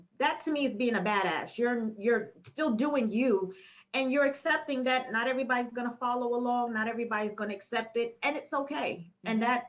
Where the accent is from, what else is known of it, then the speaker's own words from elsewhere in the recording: New York, United States; I'm from New York.